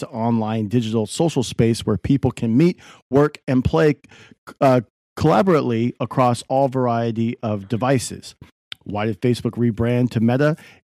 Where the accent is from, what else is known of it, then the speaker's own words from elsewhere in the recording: California, United States; We're from Silicon Valley. So, you know, we got to bring up the tech.